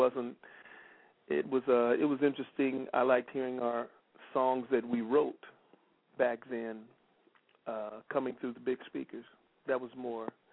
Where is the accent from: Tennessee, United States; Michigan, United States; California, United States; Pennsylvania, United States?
Tennessee, United States; Memphis; moved away; also born or lived in South Bend, Indiana / Los Angeles; my father was from Memphis, so I only was there 3 days after I was born, and it went right back to Memphis